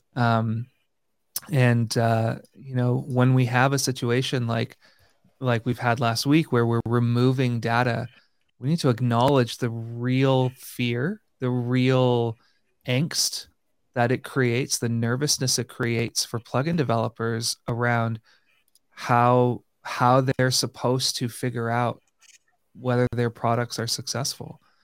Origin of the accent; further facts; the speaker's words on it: Canada; being a Canadian